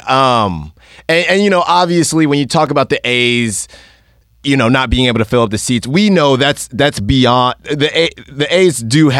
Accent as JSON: {"language": "English", "town": "Concord", "region": "California", "country": "United States", "tie": "born or raised there", "said": "I grew up in Concord, California. It's closer to Oakland than San Francisco."}